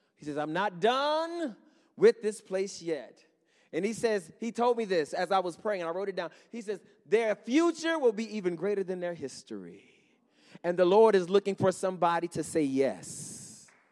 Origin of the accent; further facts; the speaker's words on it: Henrietta, New York, United States; I grew up in Henrietta, not too far from here.